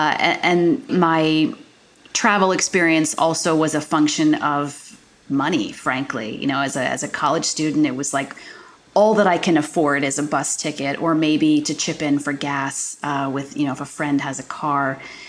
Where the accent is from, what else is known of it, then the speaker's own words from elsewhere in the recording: Syracuse, New York, United States; So I grew up outside of Syracuse, and my grandparents had a little cabin on Lake Ontario.